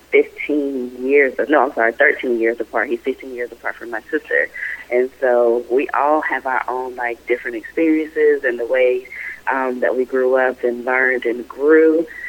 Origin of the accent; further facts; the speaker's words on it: Raleigh, North Carolina, United States; I hail from Raleigh, North Carolina